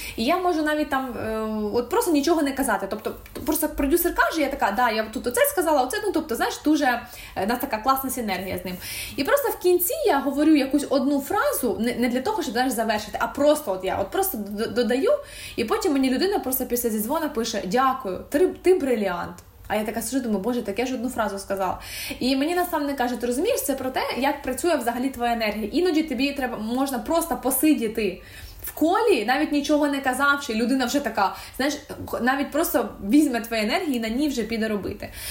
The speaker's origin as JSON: {"language": "Ukrainian", "country": "Ukraine", "said": "я українка"}